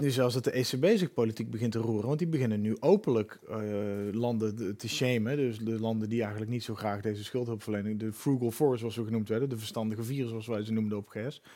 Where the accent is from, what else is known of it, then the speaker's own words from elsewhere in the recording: Netherlands; moved away; also born or lived in Utrecht; Ik identificeer me ook nog als een halve Belg, omdat ik bijna aan de grens geboren ben